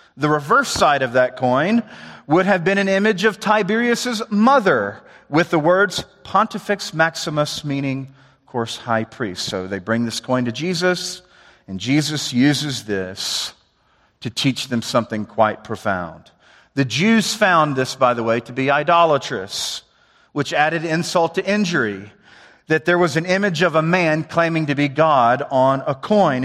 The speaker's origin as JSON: {"language": "English", "region": "the South", "country": "United States", "said": "I'm from the South"}